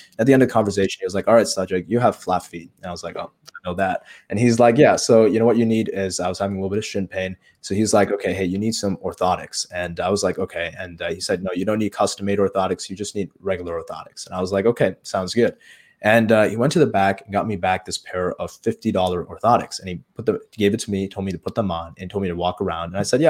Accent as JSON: {"language": "English", "town": "Chicago", "region": "Illinois", "country": "United States", "tie": "born or raised there", "said": "I was in my hometown here in Chicago in one of the suburbs"}